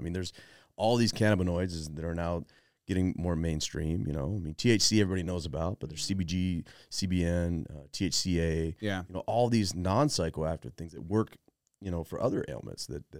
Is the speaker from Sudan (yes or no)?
no; Arizona, United States; moved away; also born or lived in Colorado; I'm from Arizona